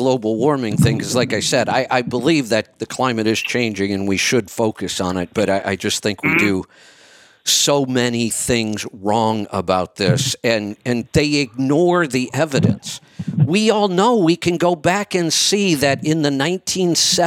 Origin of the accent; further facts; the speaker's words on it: Northeast Ohio, United States; Growing up in Northeast Ohio